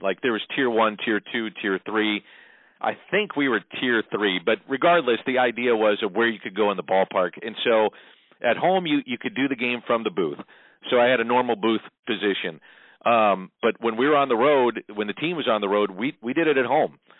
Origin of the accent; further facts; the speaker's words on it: St. Louis, Missouri, United States; I grew up in South St. Louis, as you know, not too far from you